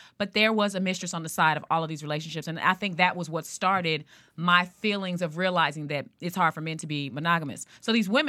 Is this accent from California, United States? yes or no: yes; Inglewood, California, United States; I grew up in Inglewood, but I was in the suburbs, so everybody had a big house, a lot of money.